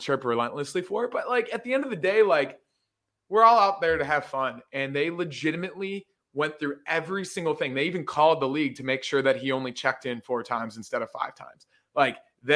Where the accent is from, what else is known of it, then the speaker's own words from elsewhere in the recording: Buffalo, New York, United States; Born and raised in North Buffalo.